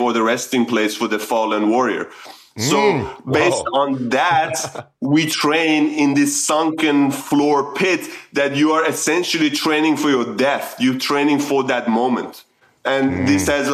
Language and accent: English; Sweden; moved away as an adult; also born or lived in Iran; now in Australia; I was born in Iran, migrated to Sweden at a very young age, 8. There was because of the Iran-Iraq war at the time, my family migrated to Sweden, and that's where I grew up